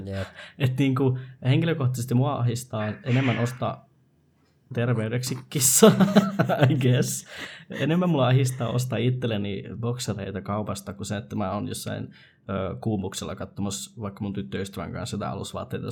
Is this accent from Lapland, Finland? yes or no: yes; Rovaniemi, Lapland, Finland; me ollaan Rovaniemeltä